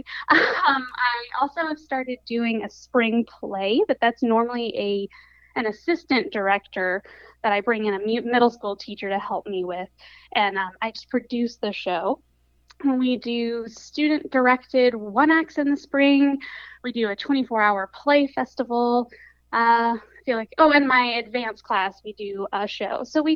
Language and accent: English; Summerville, South Carolina, United States; I grew up in the Lowcountry of South Carolina